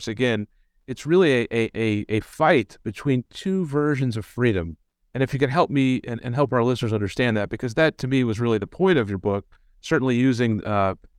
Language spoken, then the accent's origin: English; Johnson County, Kansas, United States; I grew up in Johnson County and I've lived in Kansas City, Missouri